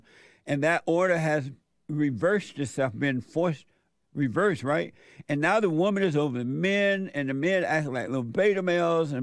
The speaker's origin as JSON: {"language": "English", "region": "Alabama", "country": "United States", "tie": "born or raised there", "said": "I grew up in Alabama on a plantation under the Jim Crow laws."}